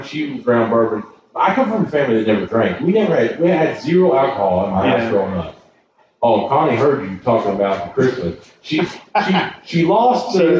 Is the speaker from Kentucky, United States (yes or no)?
yes; Kentucky, United States; I'm the guy from Kentucky